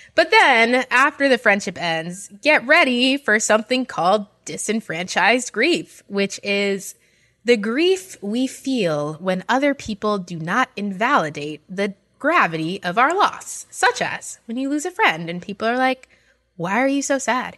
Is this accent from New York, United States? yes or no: yes; New York, United States; especially being from New York